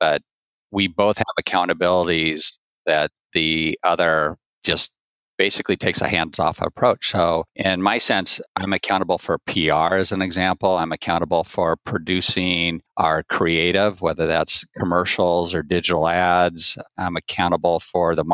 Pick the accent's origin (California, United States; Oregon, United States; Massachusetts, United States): Oregon, United States; Portland; I grew up in Portland, Oregon on a farm, a raspberry and strawberry farm